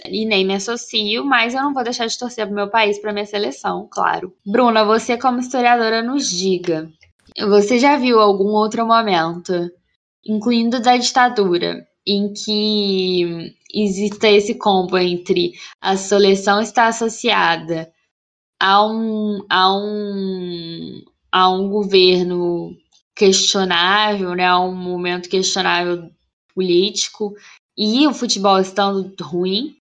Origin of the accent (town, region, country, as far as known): Brazil